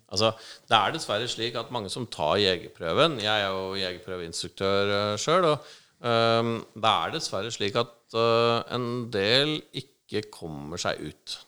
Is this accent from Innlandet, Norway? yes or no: yes; Gjøvik, Innlandet, Norway; moved away as an adult; also born or lived in United States; now in Oslo, Norway; Jeg er oppvokst på Gjøvik eh, fra jeg var liten til jeg var eh, noen og tjue og flytta til Oslo